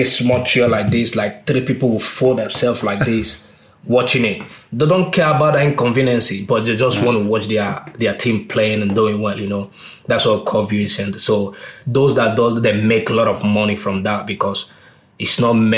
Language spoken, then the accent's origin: English; Nigeria; I grew up in an area where everybody watched Premier League back then, you understand? So I was very little, you know. You either support Manchester United or Arsenal or Chelsea back then because one Nigerian player